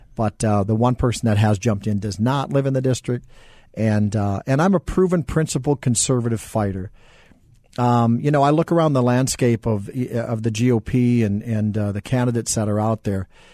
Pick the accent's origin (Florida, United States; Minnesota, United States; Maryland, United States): Minnesota, United States; central; now in Arizona, United States; So I grew up in Minnesota, central Minnesota